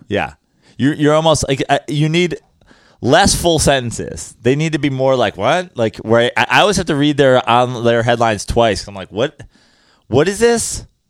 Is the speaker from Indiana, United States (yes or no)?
no; New York, United States; As a New Yorker